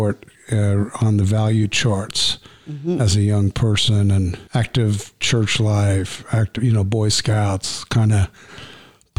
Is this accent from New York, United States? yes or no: yes; Long Island, New York, United States; moved away; also born or lived in Brooklyn, New York; I was born in Brooklyn, New York